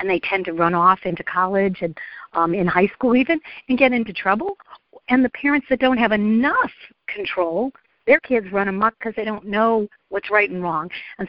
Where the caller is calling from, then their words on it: Atlanta, Georgia, United States; I'm calling from the Metro Atlanta, Georgia area.